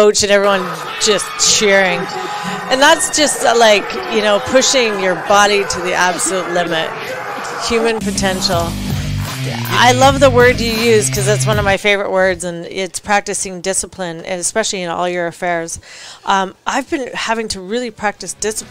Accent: Canada; I'm Canadian

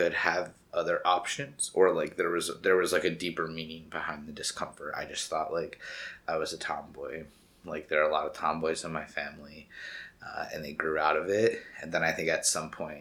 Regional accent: Buffalo, New York, United States; also born or lived in Conroe, Texas; now in New York City, United States; By, like, I think four-ish, we had moved up to New York State, outside of Buffalo area in the country

